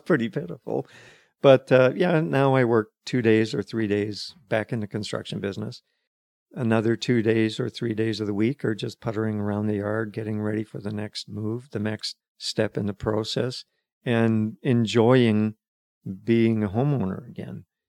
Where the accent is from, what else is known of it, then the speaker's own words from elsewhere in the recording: Calgary, Alberta, Canada; moved away as an adult; also born or lived in Fraser Valley, British Columbia; now in Pender Island, Canada; Born and, born and raised in Calgary, but moved away in nineteen seventy-four.